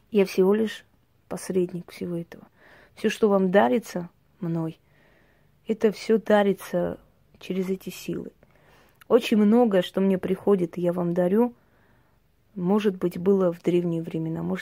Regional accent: Armenia; Я всегда говорю, что мы, армяне, пройдя столько боли за тысячелетия, все время зациклены на том, что потеряли.

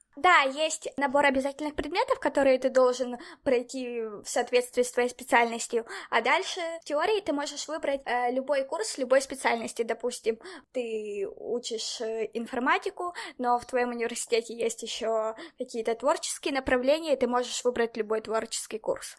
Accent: Dnipro, Dnipropetrovsk Oblast, Ukraine; also born or lived in Barcelona, Spain; now in Spain; я, например, из Днепра в Украине

